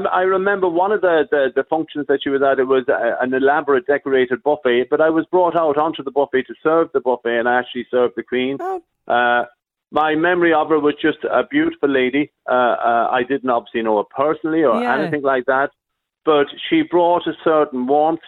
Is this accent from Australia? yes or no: no; Sligo, Connacht, Ireland; moved away as an adult; also born or lived in Coventry, England; I was Irish. I was from Sligo.